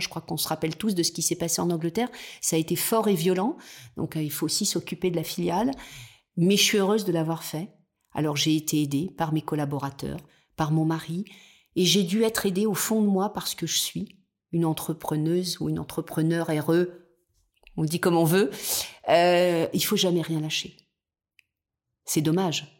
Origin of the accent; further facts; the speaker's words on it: the South, south of France, France; now in Nice, France; je suis quelqu'un du Sud à la base et en tous les cas de mes origines